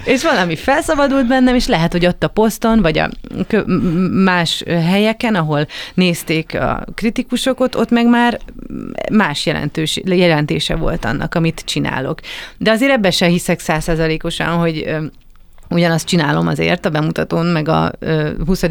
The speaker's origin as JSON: {"language": "Hungarian", "region": "Budapest", "country": "Hungary", "also_born_or_lived": "Kaposvár", "said": "Én budapesti vagyok"}